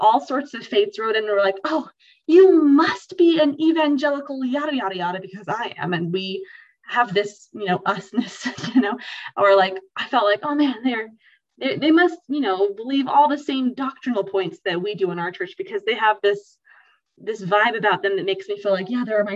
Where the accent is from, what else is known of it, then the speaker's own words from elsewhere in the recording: Star Valley, Wyoming, United States; I'm from Star Valley